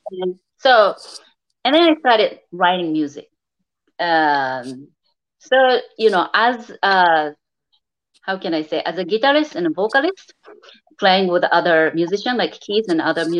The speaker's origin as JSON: {"language": "English", "country": "Japan", "tie": "born or raised there", "moved": "yes", "said": "I'm actually from Japan"}